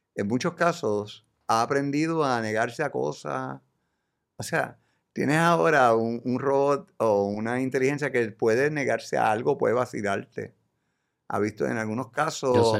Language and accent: Spanish; Puerto Rico; Yo como boricua